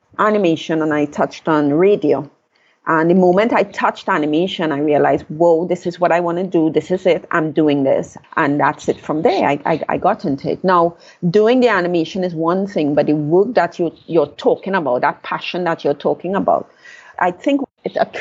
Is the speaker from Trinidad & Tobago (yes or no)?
yes; Trinidad & Tobago; I was born in Trinidad. I left Trinidad at age 21